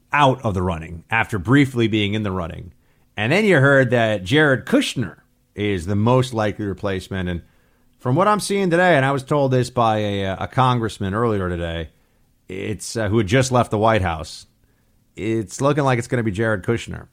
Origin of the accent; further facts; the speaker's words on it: New York, United States; I grew up in New York